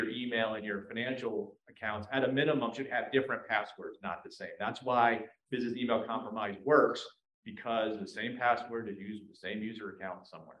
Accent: Alabama, United States; I'm from Alabama, so I'm in Huntsville, Alabama.

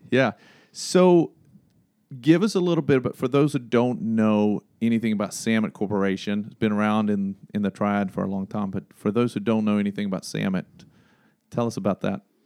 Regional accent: Sweden; now in Greensboro, United States; I'm from Sweden

